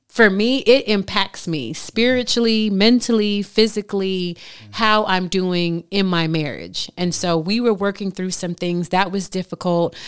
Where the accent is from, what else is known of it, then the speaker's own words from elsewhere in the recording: Miami, Florida, United States; moved away; I came from Miami, single family home